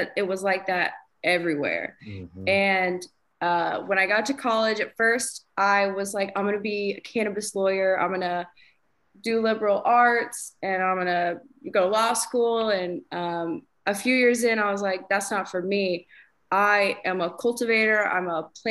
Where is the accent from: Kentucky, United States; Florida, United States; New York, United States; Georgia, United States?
Georgia, United States; also born or lived in Auburn, Alabama; I was born and raised in Georgia